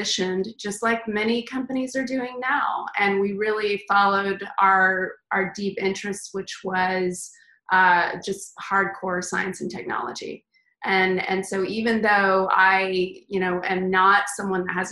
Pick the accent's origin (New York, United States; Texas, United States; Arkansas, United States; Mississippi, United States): Texas, United States; moved away as an adult; also born or lived in Los Angeles; now in San Francisco, United States; I am originally from Texas